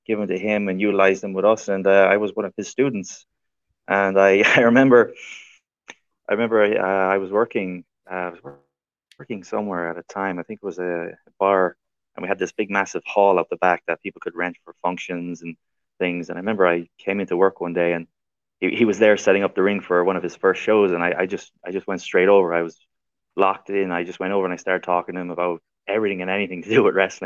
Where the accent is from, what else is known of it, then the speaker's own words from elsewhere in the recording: Ireland; I've wrestled for many, many promotions around my home country of Ireland.